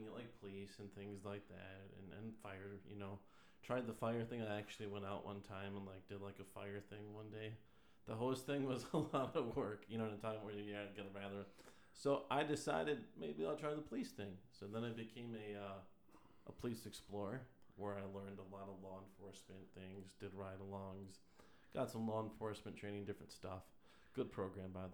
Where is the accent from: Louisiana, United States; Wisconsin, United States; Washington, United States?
Wisconsin, United States; Madison; I'm originally from Wisconsin. I was born in Madison